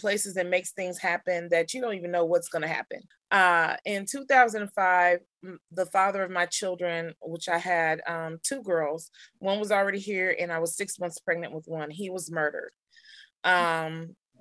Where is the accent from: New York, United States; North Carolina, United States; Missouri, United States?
Missouri, United States; Kansas City; Kansas City, Missouri. So I'm a native Kansas Cityan